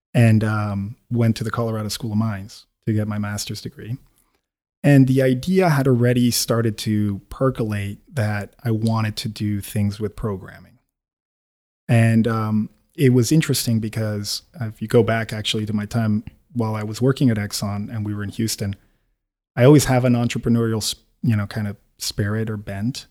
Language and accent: English; Quito, Pichincha, Ecuador; moved away as an adult; also born or lived in United States; I'm born and bred in Quito